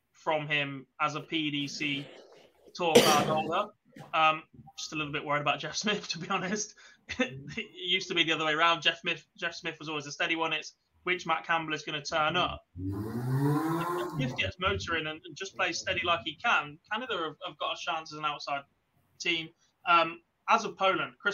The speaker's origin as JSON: {"language": "English", "region": "England", "country": "United Kingdom", "said": "I am English"}